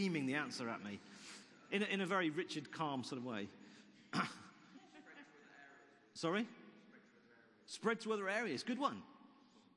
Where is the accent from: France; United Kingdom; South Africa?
United Kingdom; it's blighty and we're British